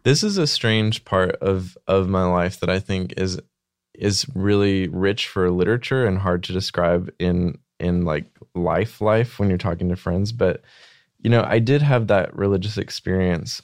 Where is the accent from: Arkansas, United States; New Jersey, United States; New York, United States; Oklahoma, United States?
Arkansas, United States; small town Arkansas